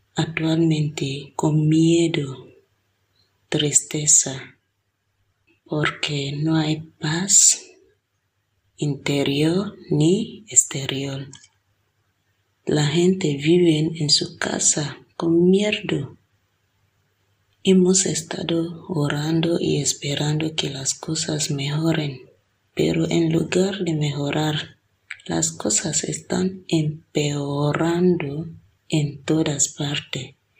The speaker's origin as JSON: {"language": "Spanish", "country": "Nigeria", "moved": "yes", "lives_now": "Villanueva de Córdoba, Spain"}